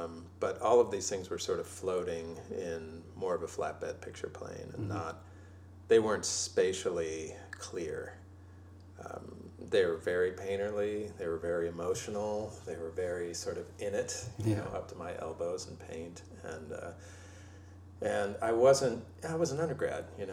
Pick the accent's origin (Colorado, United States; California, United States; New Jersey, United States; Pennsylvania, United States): California, United States; Los Angeles; also born or lived in San Francisco / New York; I was raised